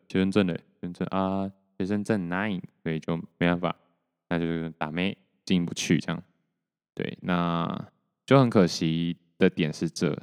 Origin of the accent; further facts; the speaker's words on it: Taiwan; 然后我就说台湾